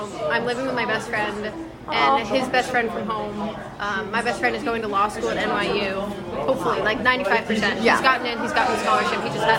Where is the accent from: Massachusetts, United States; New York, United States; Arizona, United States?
Arizona, United States; I'm not from LA. Okay. I'm from Arizona